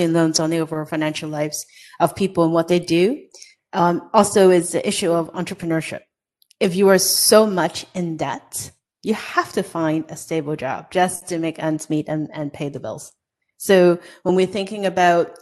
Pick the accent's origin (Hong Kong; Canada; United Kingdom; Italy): Hong Kong; now in United States; I was born and raised in Hong Kong.